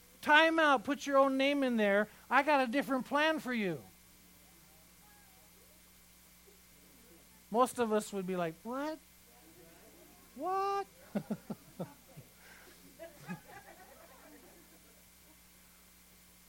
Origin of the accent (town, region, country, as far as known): Iran; born or raised there; moved away